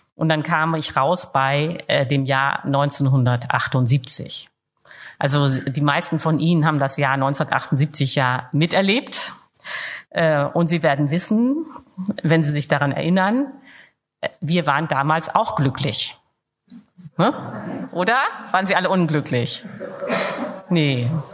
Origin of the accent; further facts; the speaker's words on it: Germany; als Deutsche